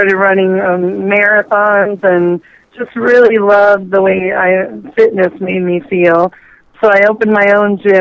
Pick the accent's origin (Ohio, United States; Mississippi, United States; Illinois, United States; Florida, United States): Florida, United States; Miami; I was born and raised in South Florida, Miami, Florida.